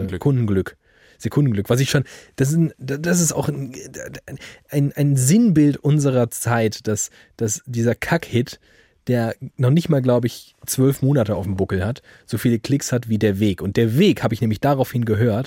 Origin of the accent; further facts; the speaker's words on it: Frankfurt, Germany; ich komme aus Frankfurt